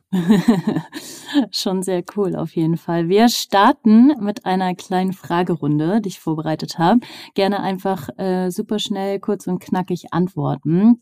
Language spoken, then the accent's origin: German; Northern Germany, Germany; Ich komme aus dem Norden